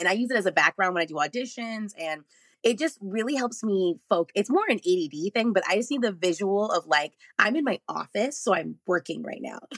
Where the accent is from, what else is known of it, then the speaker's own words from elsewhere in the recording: Arlington, Texas, United States; moved away as an adult; also born or lived in Dallas, Texas; now in Los Angeles, United States; I was very lucky to grow up in Texas